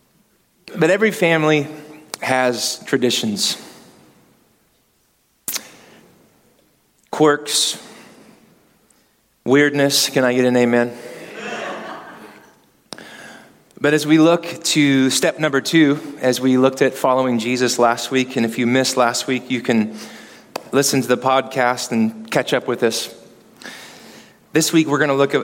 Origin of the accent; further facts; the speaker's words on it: Kansas City, United States; I'm from Kansas City.